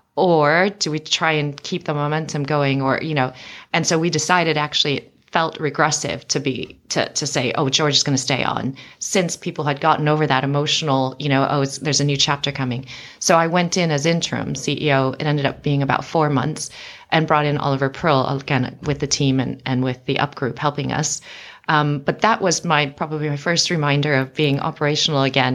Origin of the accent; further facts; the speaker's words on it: United States; moved away as an adult; now in London, United Kingdom; I was born and raised in America